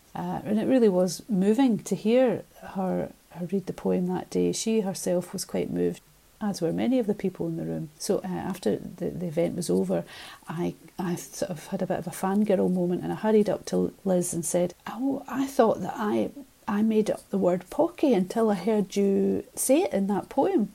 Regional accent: Ayrshire, Scotland, United Kingdom; growing up in Ayrshire, the poetry of Robert Burns

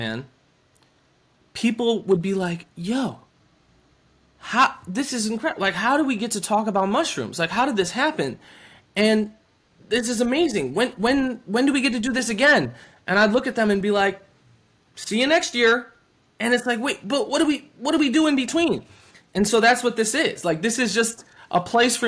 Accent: Wisconsin, United States; I'm from Wisconsin. This is a dairy state

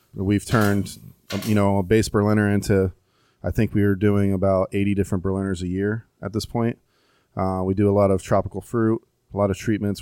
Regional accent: Tampa, Florida, United States; born and raised in Tampa

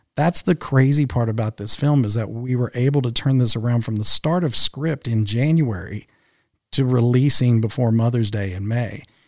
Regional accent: Henderson, Kentucky, United States; moved away as an adult; now in Louisville, United States; my hometown of Henderson, Kentucky, which is where I grew up

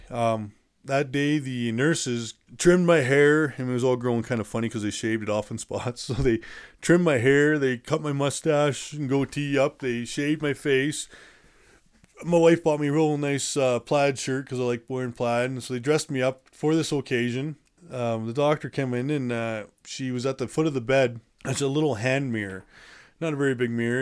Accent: Calgary, Alberta, Canada; shipped me off to my hometown, Calgary

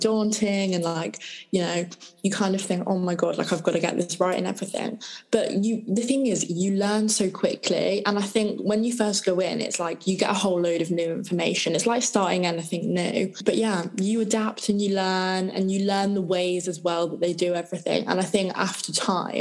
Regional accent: Midlands, United Kingdom; moved away as an adult; now in London, United Kingdom; I've obviously like lived in the Midlands my whole life.

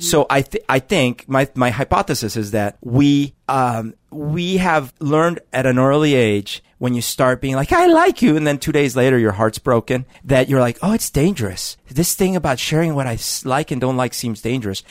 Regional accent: Colombia; now in United States; Growing up in Colombia

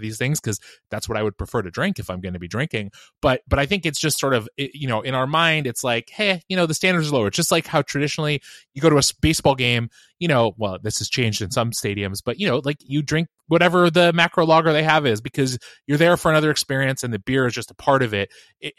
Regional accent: Washington, United States; So I will say, growing up in Washington, you know, barbecue is sadly mostly an imported thing here.

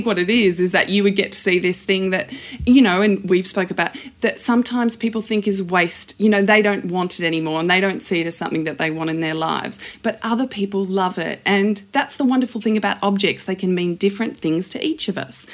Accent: Australia; also born or lived in South Africa; I migrated to Australia in 1982. From South Africa. And so I think that part of growing up in Australia and us being a new, young migrant family

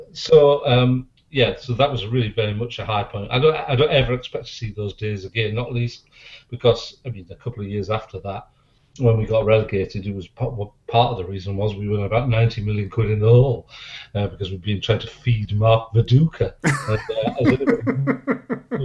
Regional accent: Teesside, North East England, United Kingdom; also born or lived in Hull; I was originally born in Hull, and we moved from Hull to Teesside in 69

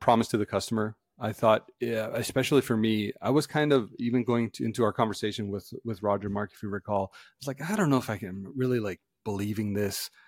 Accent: Canada; as Canadians

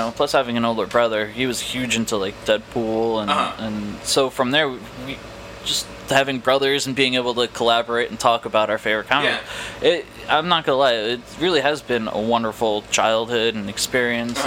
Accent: Long Branch, United States; I was born and raised in Long Branch

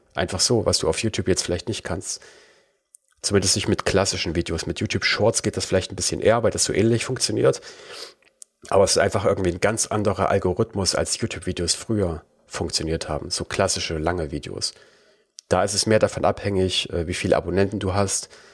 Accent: Germany; accent: German; meinen deutschen, äh, über meinen Akzent

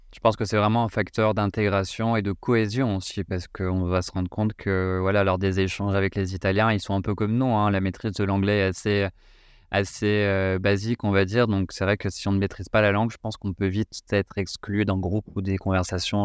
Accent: France; en tant que Français, en tout cas, c'était, ça faisait partie du cursus euh, scolaire

